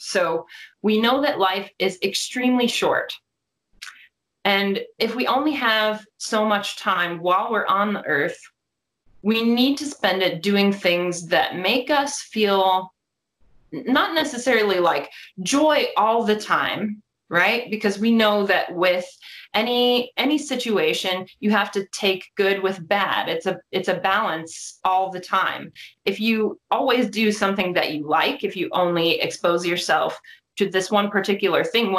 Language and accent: English; Columbus, Ohio, United States; I'm from Columbus, Ohio